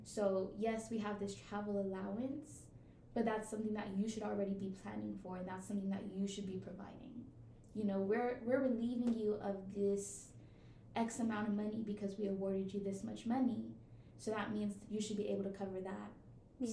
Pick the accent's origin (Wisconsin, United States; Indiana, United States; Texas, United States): Texas, United States; Houston; moved away as an adult; now in Massachusetts, United States; I'm from Houston, Texas